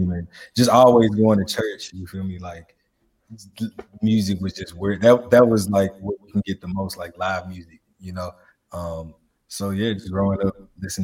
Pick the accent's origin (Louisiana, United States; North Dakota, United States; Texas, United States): Louisiana, United States; Shreveport; now in Nashville, United States; I grew up in Shreveport, Louisiana